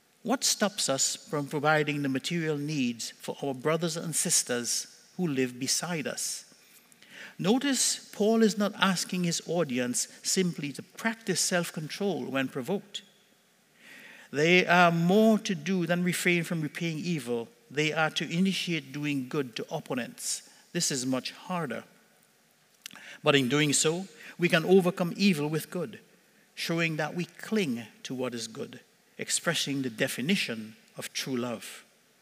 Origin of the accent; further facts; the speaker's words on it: Trinidad & Tobago; now in Cornwall, Canada; When we were growing up in Trinidad as kids